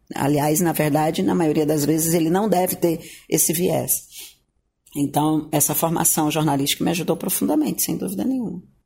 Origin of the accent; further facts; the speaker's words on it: Gurupi, Tocantins, Brazil; moved away; also born or lived in Goiânia; Eu vim de Goiânia, depois pousei em Gurupi, que é minha origem, de onde eu nasci